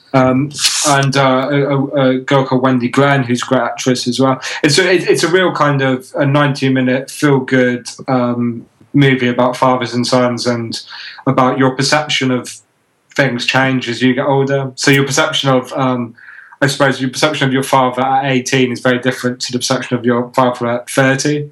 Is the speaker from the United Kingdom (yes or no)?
yes; United Kingdom; as a British guy